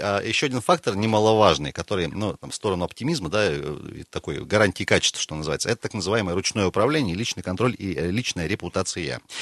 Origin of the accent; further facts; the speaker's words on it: Siberia, Russia; мы сибиряки